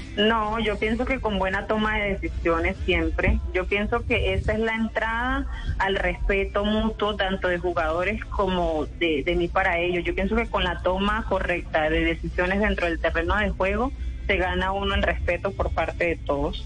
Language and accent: Spanish; Santa Marta, Magdalena, Colombia; moved away as an adult; now in Cúcuta, Colombia; yo soy de Santa Marta, toda mi vida nací en Santa Marta, eh, nací, viví, crecí en Santa Marta